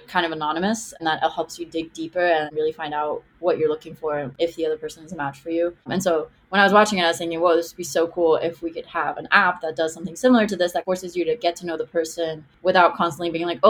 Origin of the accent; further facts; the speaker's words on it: Israel; English is a second language; now in Miami, United States; I live in Miami, but I grew up in Israel.